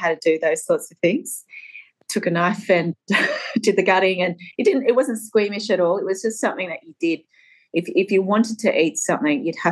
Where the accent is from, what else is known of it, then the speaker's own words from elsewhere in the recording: Albury, New South Wales, Australia; also born or lived in Laos; now in Carlton, Australia; I loved my childhood growing up in Albury